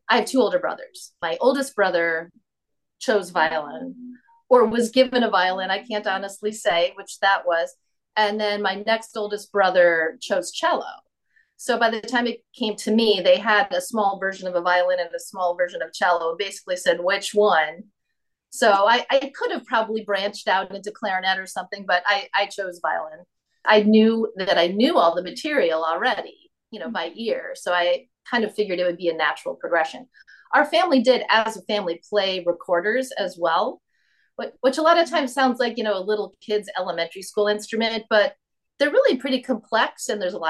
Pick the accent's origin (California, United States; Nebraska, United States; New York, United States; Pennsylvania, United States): New York, United States; Long Island; I am not from Toledo. I grew up on Long Island, New York. Okay. And so a lot of people are surprised when they hear that because I don't sound necessarily like a typical New Yorker.